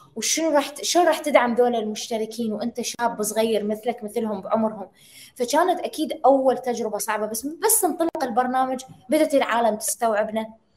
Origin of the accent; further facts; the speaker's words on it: Iraq; عندنا بالعراق